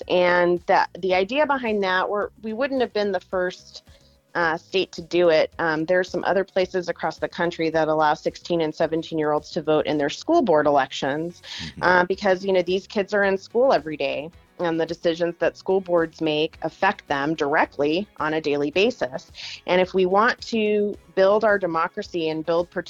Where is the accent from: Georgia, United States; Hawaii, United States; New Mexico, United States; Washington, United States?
New Mexico, United States; Albuquerque; now in Santa Fe, United States; I live in Santa Fe and I'm from Albuquerque